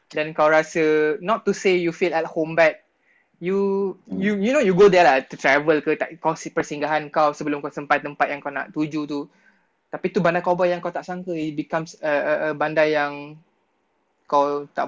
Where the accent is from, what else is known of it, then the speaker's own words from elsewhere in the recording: Kuantan, Pahang, Malaysia; Aku Abang, kalau Abang Ipah aku orang Kuantan tu.